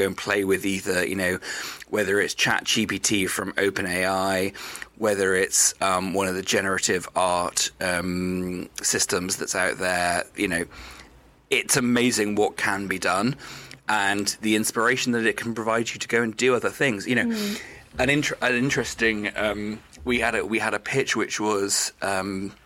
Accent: Wales, United Kingdom; I grew up in Wales. I'm a Welsh person

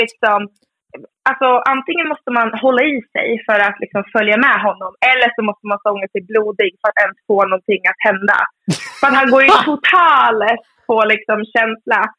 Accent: Söderhamn, Gävleborg County, Sweden; min hemstad Söderhamn

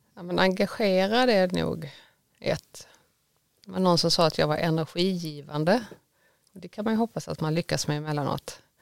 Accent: Skåne, Sweden; now in Gothenburg, Sweden; jag är mycket en skåning med ett klappande Göteborgshjärta. Jag har bott här i många år nu

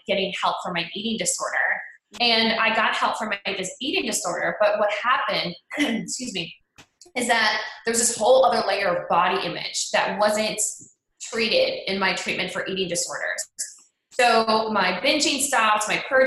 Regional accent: Cleveland, Ohio, United States; I grew up in Cleveland, Ohio

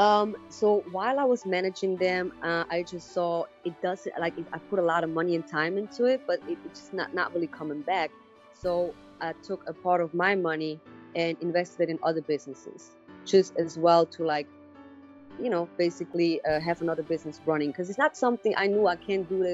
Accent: Switzerland; English is a second language; moved away as an adult; also born or lived in New York; I grew up in Switzerland

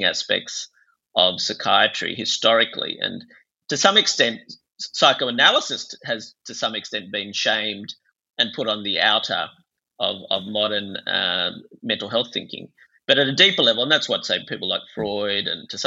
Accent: Bangladesh; moved away; I grew up in Bangladesh and it was very much a shame-based culture

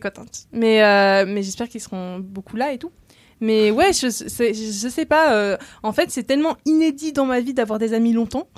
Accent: Rennes, Brittany, France; now in Paris, France; je suis bretonne depuis 6 générations

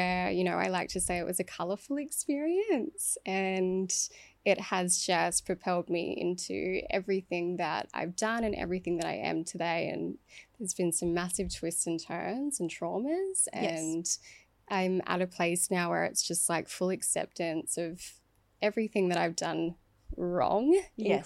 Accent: Dubbo, New South Wales, Australia; grew up in an environment that was very, you know, small town syndrome

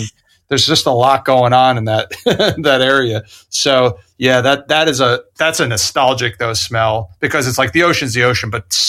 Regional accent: Fair Lawn, New Jersey, United States; There's also the Nabisco factory I grew up around in Fairlawn.

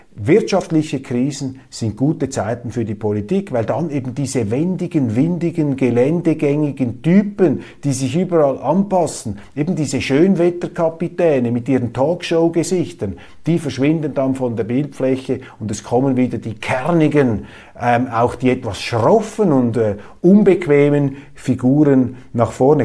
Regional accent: Switzerland; Ich sehe sie als Schweizer

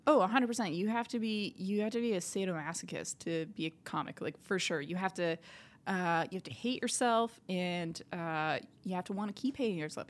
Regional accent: Sudbury, Ontario, Canada; moved away as an adult; now in Montreal, Canada; we moved out to Sudbury, Ontario, and I was there for, like, twenty years, and, yeah, it's a, it's a great place to grow up

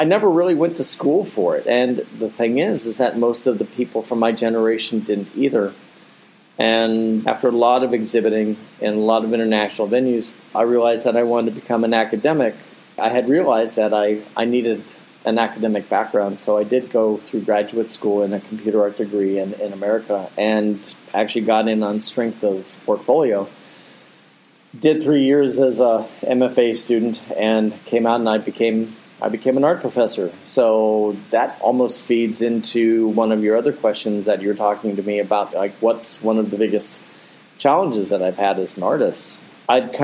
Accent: North Canton, Ohio, United States; moved away as an adult; also born or lived in Akron, Ohio; now in Abu Dhabi, United Arab Emirates; I grew up actually in Akron, Ohio, and then North Canton, Ohio

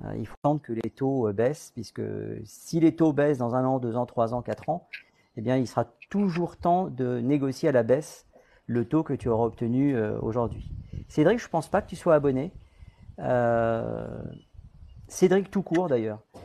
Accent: Guadeloupe; je viens de Guadeloupe

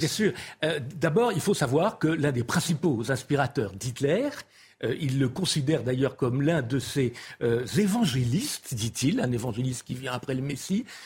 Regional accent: France; en tant que Français

